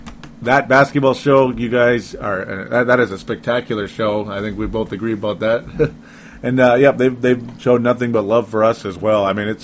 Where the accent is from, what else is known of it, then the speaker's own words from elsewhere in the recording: Minnesota, United States; accent: Minnesota; Our American accents are my funny Minnesota accent. It is funny, actually. A lot of people like my Minnesota accent.